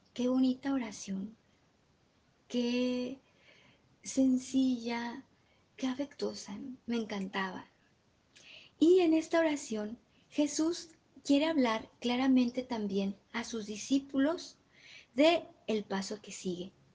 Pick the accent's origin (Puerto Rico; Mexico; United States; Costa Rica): Mexico; Guanajuato; yo que soy de Guanajuato